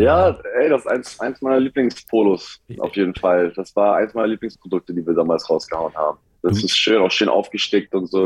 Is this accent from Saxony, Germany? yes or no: no; Hamburg, Germany; moved away as an adult; now in United States; ich komme aus Hamburg